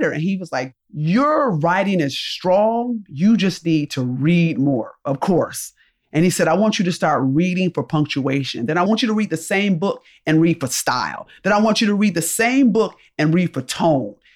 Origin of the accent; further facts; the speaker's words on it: Rochester, New York, United States; So I'm from upstate New York, I'm from Rochester, New York.